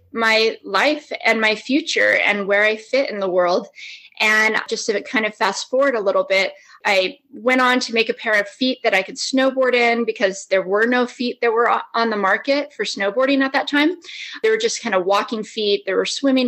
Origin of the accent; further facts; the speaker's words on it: Las Vegas, Nevada, United States; I grew up in Las Vegas